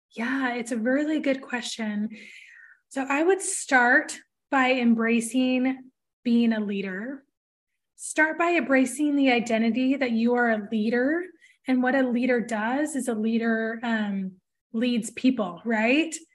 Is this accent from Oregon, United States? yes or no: yes; Portland, Oregon, United States; I'm from Portland